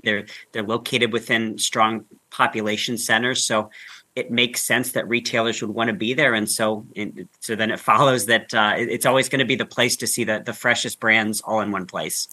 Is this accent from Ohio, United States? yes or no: yes; Northeast Ohio, United States; I grew up in Northeast Ohio